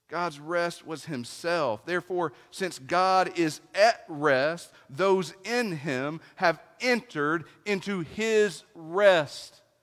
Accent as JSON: {"language": "English", "region": "East Tennessee", "country": "United States", "tie": "born or raised there", "said": "I was raised in East Tennessee"}